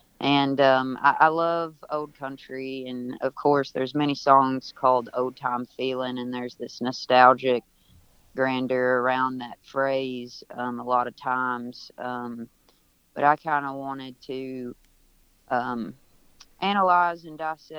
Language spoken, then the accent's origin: English; the South, United States; was born and raised in the South. It's my daily experience. I still live in a small town in Western Kentucky